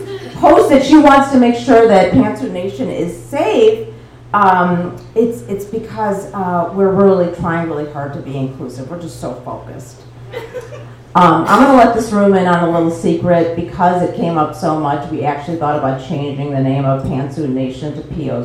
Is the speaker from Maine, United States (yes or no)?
yes; Maine, United States; I'm sorry. I'm from Maine. I'm so sorry.